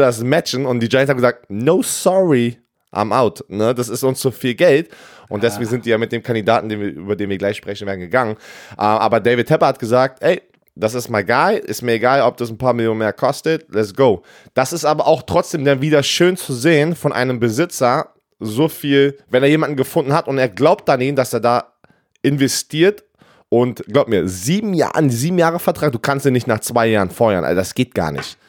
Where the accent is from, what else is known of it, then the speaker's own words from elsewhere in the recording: Berlin, Germany; moved away; ich bin in Berlin aufgewachsen